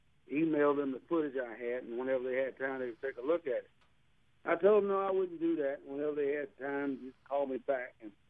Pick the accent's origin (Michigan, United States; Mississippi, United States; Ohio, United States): Mississippi, United States; Calhoun County, North; We're both from Calhoun County in North Mississippi, and it's a tight community, so everyone knows everyone.